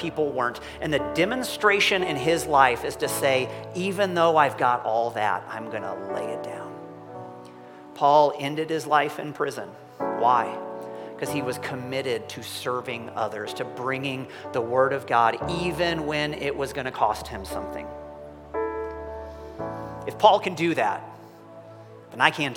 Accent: United States; I'm American

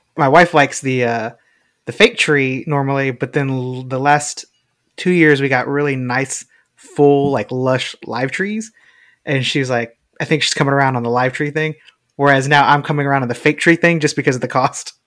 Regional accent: Texas, United States; we grew up in Texas

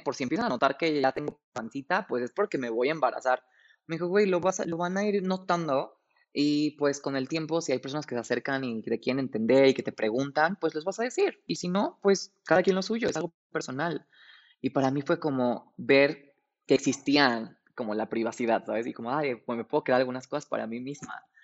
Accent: Mexico City, Mexico; tengo 28 años, soy de la Ciudad de México

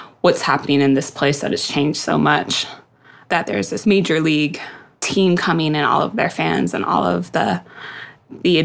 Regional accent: Seattle, Washington, United States; moved away as an adult; also born or lived in East Coast; my dad and I grew up in Seattle

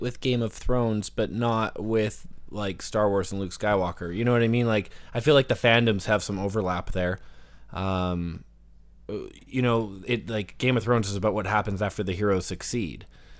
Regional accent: Canada; Well, I'm like Canadian, so I'm always like I'm always a centralist on everything, right?

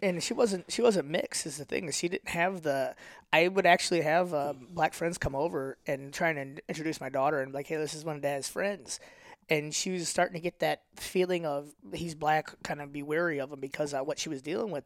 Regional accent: St. Louis, Missouri, United States; accent: North County; also born or lived in Wentzville / Ferguson / Florissant; I always have my North County accent

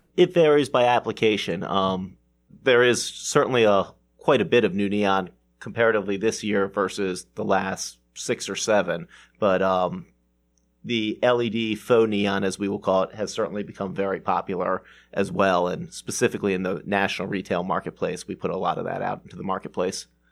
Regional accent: Baltimore, Maryland, United States; growing up in Baltimore

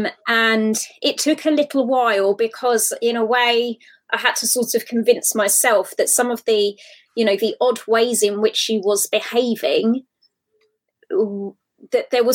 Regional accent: Hertfordshire, East of England, United Kingdom; my hometown, which is in Hertfordshire in the UK.

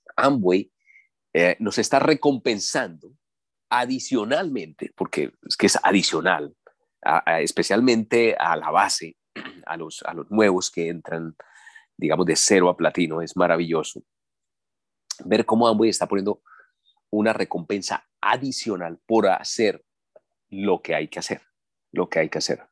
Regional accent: Colombia; Aquí en mi país es un país petrolero

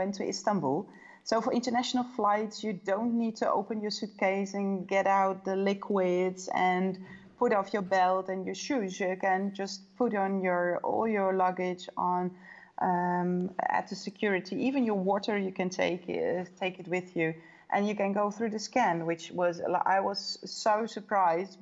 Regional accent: Netherlands; moved away as an adult; also born or lived in Belgium / United States; After 15 years, I'm now back in my home country in the Netherlands.

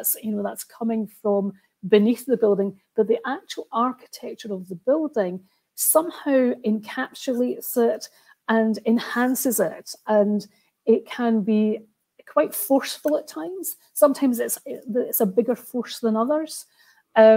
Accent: Roslin, Scotland, United Kingdom; also born or lived in Edinburgh; I'm from Roslyn and used to play in the famous chapel at lunchtime from school, from primary school.

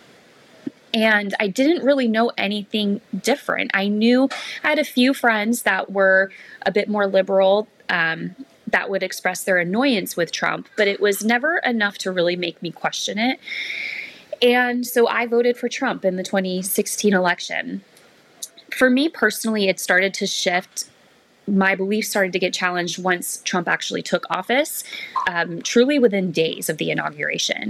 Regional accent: Mesa, Arizona, United States; I was born in Mesa, Arizona to, conservative parents

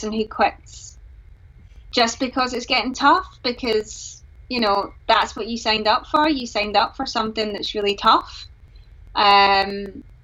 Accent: Glasgow, Scotland, United Kingdom; I'm from Glasgow, and King of Leven's not too far

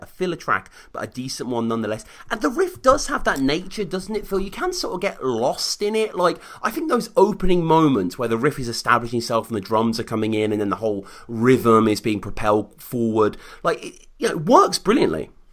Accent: United Kingdom; this Brit over here

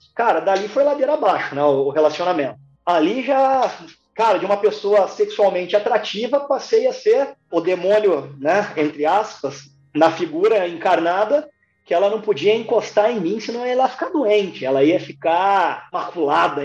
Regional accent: interior of Paraná, Brazil; also born or lived in Curitiba; toda vez que eu vinha do interior do Paraná para Curitiba

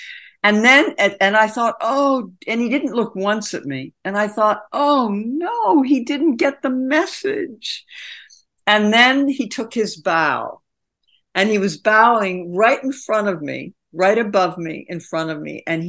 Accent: Philadelphia, Pennsylvania, United States; also born or lived in Delaware / Panama; I was born in Delaware, but I was mainly raised in Philadelphia, in Panama for when I was 6 and 7, and for 9 months in Panama

